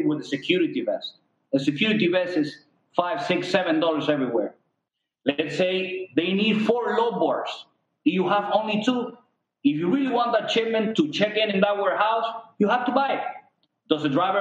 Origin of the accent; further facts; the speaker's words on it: Cuba; now in United States; We're immigrants from Cuba